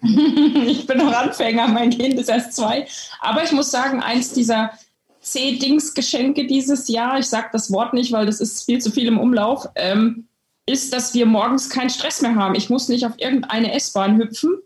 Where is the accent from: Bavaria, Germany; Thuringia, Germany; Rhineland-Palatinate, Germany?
Thuringia, Germany; also born or lived in Halberstadt, Saxony-Anhalt; now in Switzerland; Also ich bin in Halberstadt geboren. Das ist in, im Harz, also von hier aus gesehen recht in der Nähe von Hannover. Die Deutschen steinigen mich dafür, weil es natürlich überhaupt nicht in der Nähe von Hannover ist, aber von hier aus gesehen. Und aufgewachsen bin ich in Thüringen.